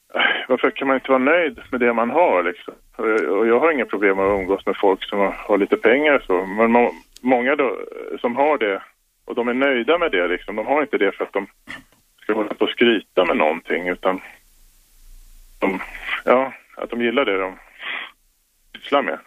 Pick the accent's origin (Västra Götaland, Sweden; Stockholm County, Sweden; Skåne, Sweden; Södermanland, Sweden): Stockholm County, Sweden; Lidingö; Jag är uppväxt på Lidingö i ett höghus